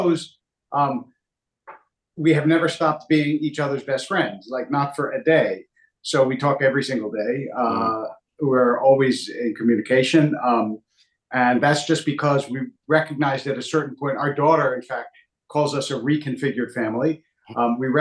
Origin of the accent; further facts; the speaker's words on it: Philadelphia, Pennsylvania, United States; moved away; also born or lived in Hackensack, New Jersey; I grew up in Philadelphia, also